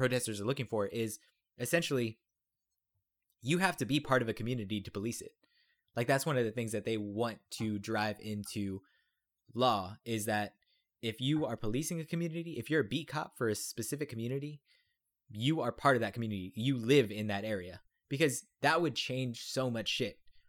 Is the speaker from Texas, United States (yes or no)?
yes; Texas, United States; I'm a Texan